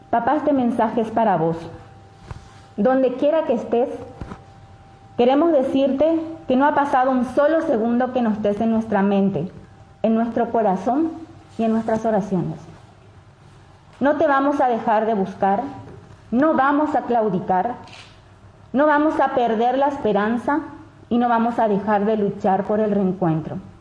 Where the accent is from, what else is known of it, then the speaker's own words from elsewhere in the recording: Paraguay; ¿Qué seguridad tenemos como paraguayos de salir a las calles libremente?